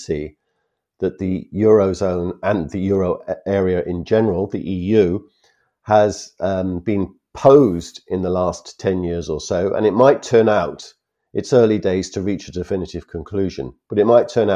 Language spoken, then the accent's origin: English; Wales, United Kingdom; as a Welshman